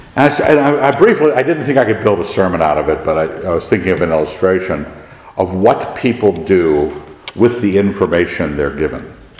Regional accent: United States; I grew up in America

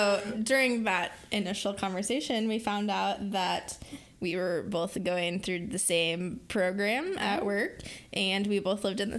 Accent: Lincoln, Nebraska, United States; I'm from Lincoln, Nebraska.

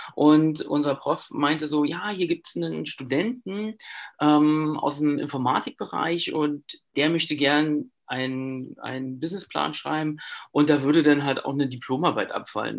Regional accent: Brandenburg, Germany; Ich kam oder ich komme halt auch aus Brandenburg

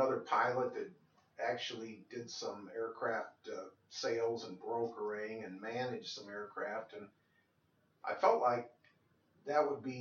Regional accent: Moline, Illinois, United States; now in Kansas City, United States; growing up in Moline, Illinois, the Quad Cities

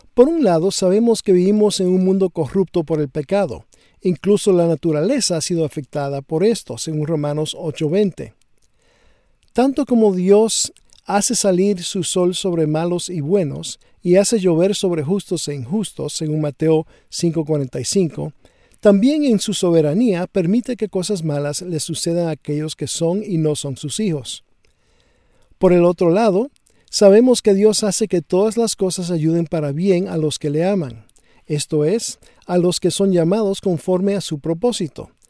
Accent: Dominican Republic; Cuando era niño viviendo en la República Dominicana

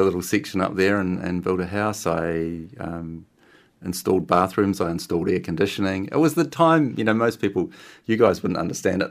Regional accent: Christchurch, Canterbury, New Zealand; I grew up in Christchurch

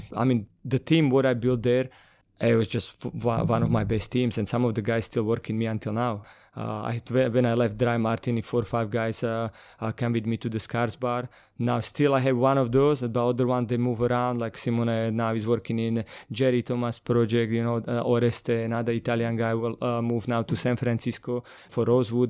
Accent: North Slovakia, Slovakia; English is a second language; moved away as an adult; now in London, United Kingdom; I'm originally from Slovakia

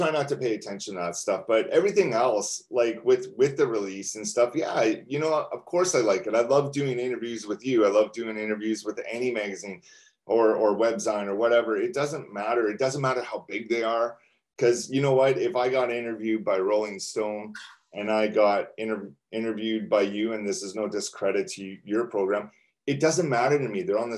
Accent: Canada; we're from Canada

